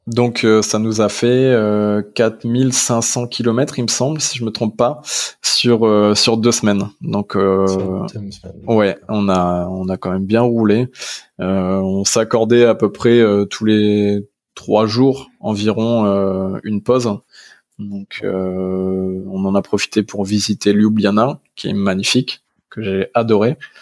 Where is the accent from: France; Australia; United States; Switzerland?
France; Arras, Hauts-de-France; now in Paris region, France; je suis originaire du Nord-Pas-de-Calais. Je suis né à Arras, une petite ville du 62